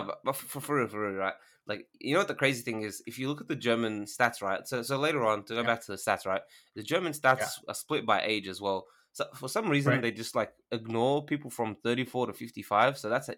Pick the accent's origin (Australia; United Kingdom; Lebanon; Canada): Australia; I'm Australian. They already know that.